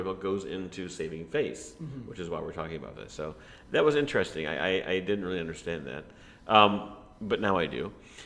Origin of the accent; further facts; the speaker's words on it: United States; now in Vietnam; we're American